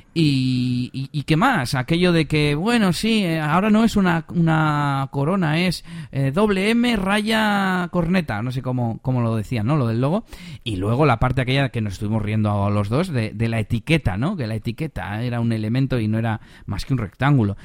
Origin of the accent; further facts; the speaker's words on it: Bilbao, Basque Country, Spain; also born or lived in Las Merindades, Burgos; vengo de Bilbao